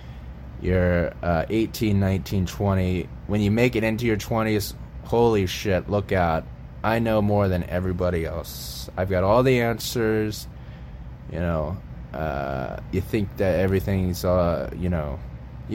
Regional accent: Tampa, Florida, United States; moved away as an adult; also born or lived in Austin, Texas; I grew up in Florida, as many of you are aware. I grew up in Tampa, and I lived there until I was 25 or 26

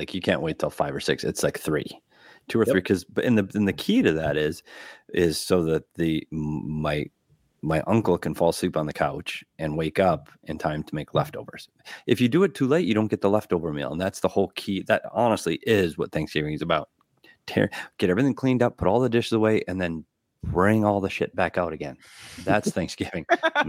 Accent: Midwest, United States; I do miss growing up in the Midwest, a little snow, a little cold.

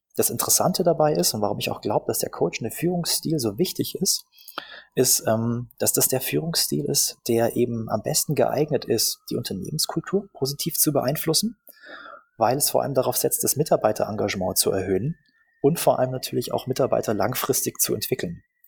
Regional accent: Augsburg, Bavaria, Germany; moved away as an adult; now in Berlin, Germany; Ich äh, bin ursprünglich aus Augsburg und äh, verstecke meine bajuwarische Hintergrund seit ungefähr 15 Jahren hier in Berlin

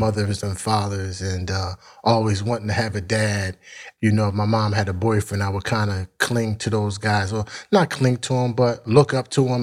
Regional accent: Philadelphia, Pennsylvania, United States; also born or lived in Mount Airy, Philadelphia / West Oak Lane, Philadelphia; North Philly, born and raised.

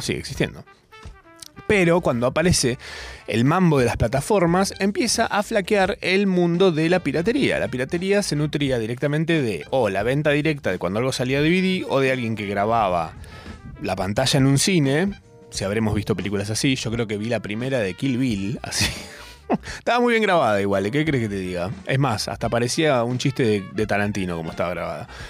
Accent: Argentina; si yo no fuera argentino

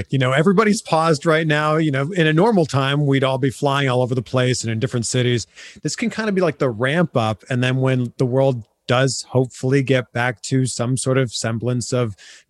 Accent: Toronto, Ontario, Canada; moved away; also born or lived in Cleveland, Ohio; So I'm originally from Toronto, but my first ever American television market that I worked in was Cleveland. I was on 19 Action News in Cleveland, Ohio.

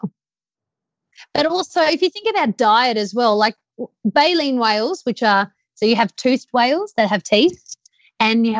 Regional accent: Australia; I'm Australian.

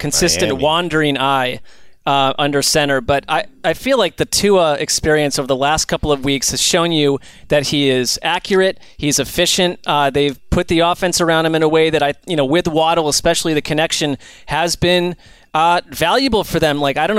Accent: New York, United States; I'm from Western New York.

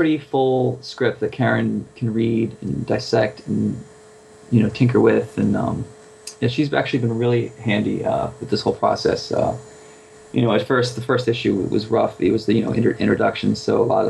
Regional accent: New England, New Hampshire, United States; moved away as an adult; also born or lived in Savannah, Georgia / Hollywood, California; I grew up, you know, in New England

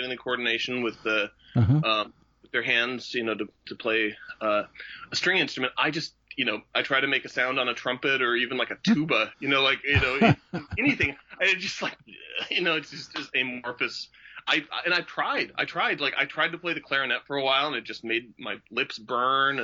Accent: Portland, Oregon, United States; I grew up here in Portland

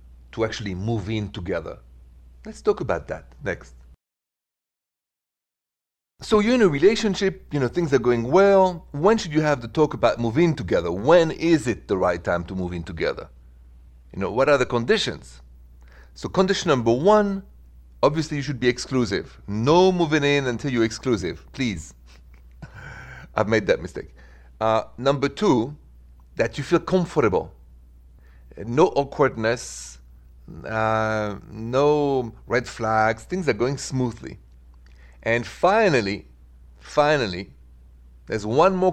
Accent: France; accent: thick French; English is a second language; now in Midwest, United States; the accent is French

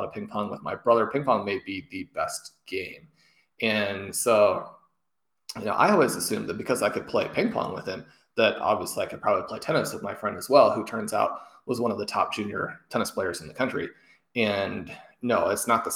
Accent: Kansas City, United States; Growing up in Kansas City and having had my parents attend KU

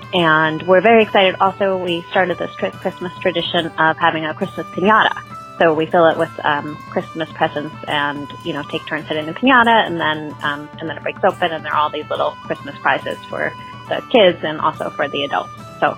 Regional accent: Massachusetts, United States; moved away as an adult; now in San Mateo, United States; I'm really excited to be going home to Massachusetts. We just moved to California this year

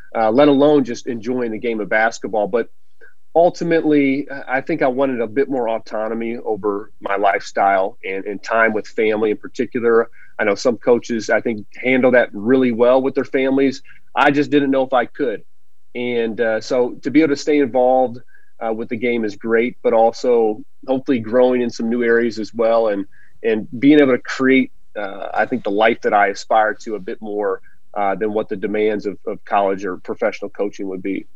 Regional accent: Big Ten country, Midwest, United States; growing up in Big Ten country and being an Illini

